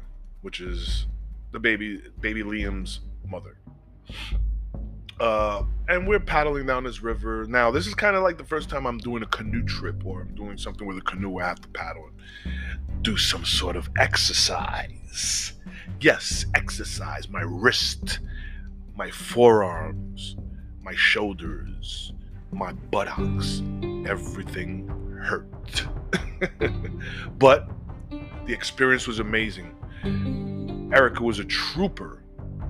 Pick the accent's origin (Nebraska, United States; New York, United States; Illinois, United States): New York, United States; New York City; I'm from the Bronx